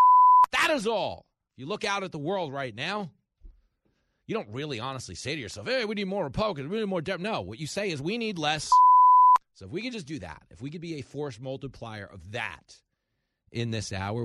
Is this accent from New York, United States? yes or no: yes; New York, United States; I grew up in New York